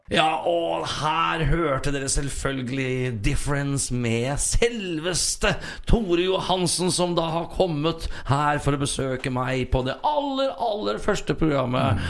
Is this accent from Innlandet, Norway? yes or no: no; Sarpsborg, Østfold, Norway; moved away as an adult; now in Trøndelag, Norway; Født og oppvokst i Sarpsborg, 20 minutter fra Sverige og en drøy time fra Oslo.